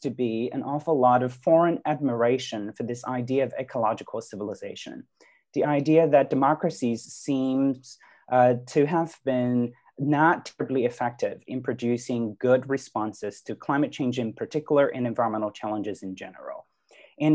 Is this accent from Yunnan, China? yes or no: no; Shanghai, China; moved away; I grew up in China. I grew up in Shanghai